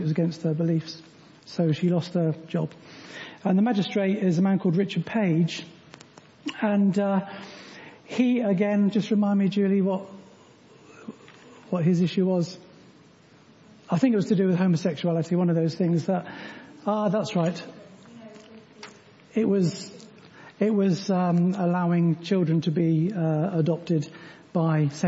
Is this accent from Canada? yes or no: no; United Kingdom; We are Christians before we are British